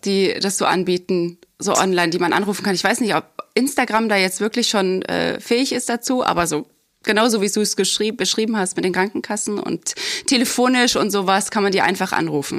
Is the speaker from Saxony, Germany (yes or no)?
yes; near Dresden, Saxony, Germany; moved away; komme ich ja ursprünglich aus dem Osten, ähm, aus der Nähe aus Dresden.